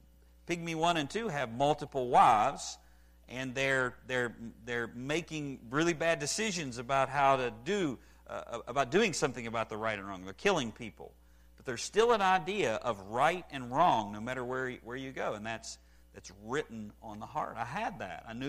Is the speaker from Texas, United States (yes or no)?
no; West Virginia, United States; I grew up in West Virginia